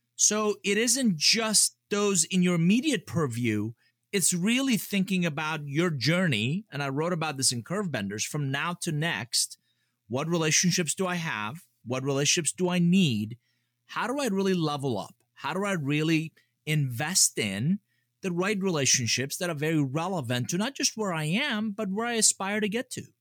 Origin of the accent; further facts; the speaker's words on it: Atlanta, Georgia, United States; English is a second language; also born or lived in Iran; I grew up here in Atlanta